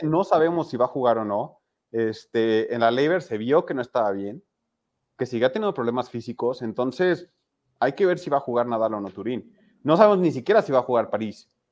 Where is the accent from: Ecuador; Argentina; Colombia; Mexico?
Mexico; como mexicano